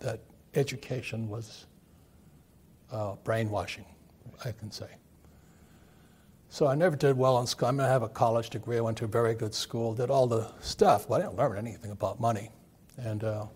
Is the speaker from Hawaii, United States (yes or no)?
yes; Hawaii, United States; I grew up in Hawaii, a fourth generation Japanese American